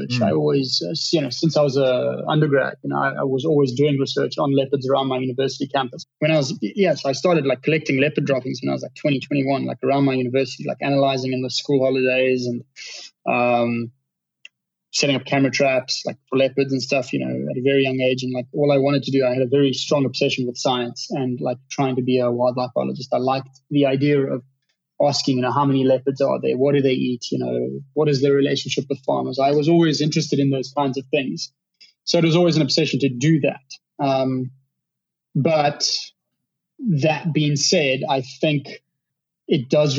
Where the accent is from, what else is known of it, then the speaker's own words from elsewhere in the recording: Johannesburg, Gauteng, South Africa; volunteering at the local zoo in my hometown, at the Johannesburg Zoo, when I was like 16